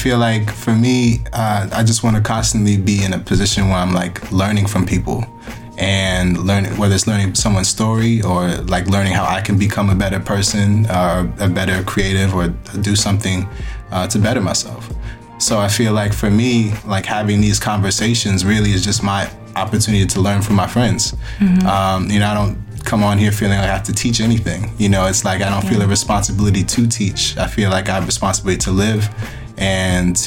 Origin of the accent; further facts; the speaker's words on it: New York, United States; as an American and as a New Yorker